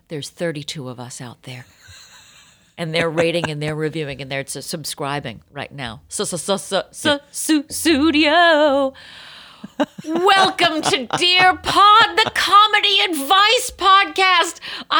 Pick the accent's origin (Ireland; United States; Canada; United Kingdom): Ireland; Lucky for you, I'm Irish, and I don't really have that much to take care of.